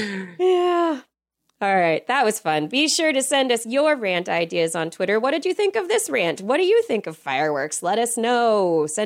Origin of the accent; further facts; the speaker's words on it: California, United States; growing up in California